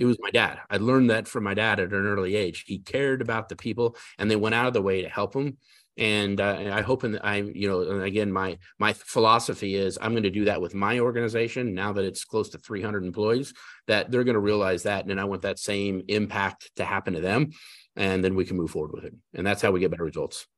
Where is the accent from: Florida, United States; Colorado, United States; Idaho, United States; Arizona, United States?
Colorado, United States; Denver; now in South Carolina, United States; I was born and raised in Denver, Colorado